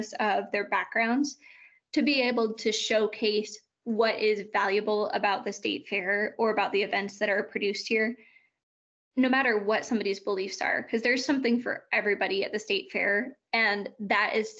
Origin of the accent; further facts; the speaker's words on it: Lakeport, California, United States; moved away as an adult; also born or lived in Bay Area, California; now in Wyoming, United States; I'm originally from a really small town called Lakeport in California